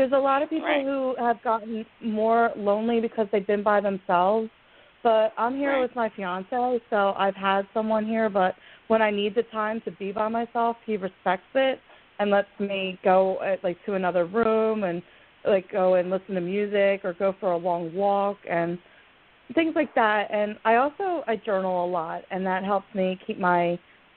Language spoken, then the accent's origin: English; Pennsylvania, United States; I'm from Pennsylvania